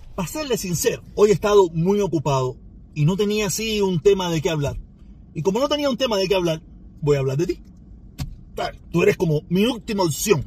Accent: Cuba; Yo soy parte de ese pueblo. Yo soy uno más de ese pueblo.

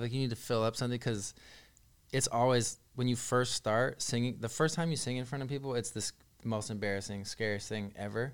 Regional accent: the Bay Area, California, United States; I'm from the Bay.

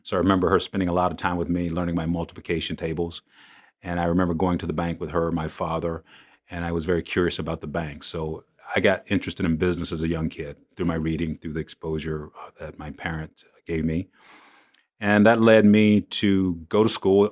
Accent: Shaw, South Carolina, United States; I grew up in Shaw, South Carolina, small town, uh, not too far from Myrtle Beach

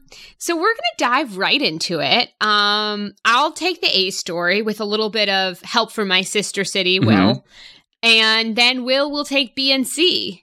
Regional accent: Brookline, Massachusetts, United States; I'm from Brookline, Massachusetts.

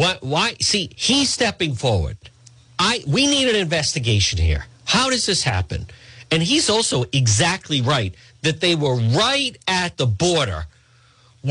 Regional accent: Edgewood, Rhode Island, United States; my parents, growing up in Edgewood

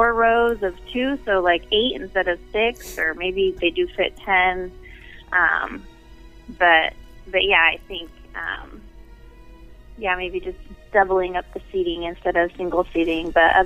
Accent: Sacramento, California, United States; I'm from Sacramento.

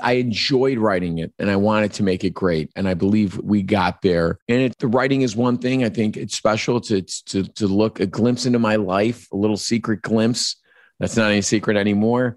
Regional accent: Chicago, Illinois, United States

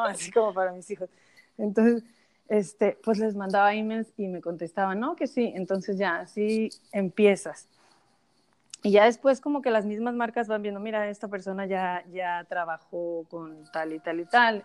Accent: Mexico; now in United States; yo soy de México, viviendo en Estados Unidos

